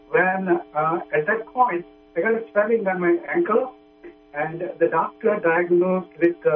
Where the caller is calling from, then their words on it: New York, United States; Uh, I'm from New York.